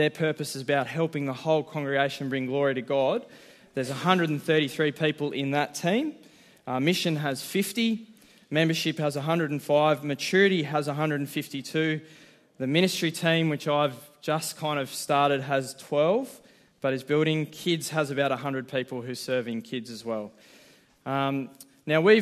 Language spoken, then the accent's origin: English; Central Coast, Wattanobbi, New South Wales, Australia; now in Newcastle, Australia; I grew up on the Central Coast in a little town called Watanobi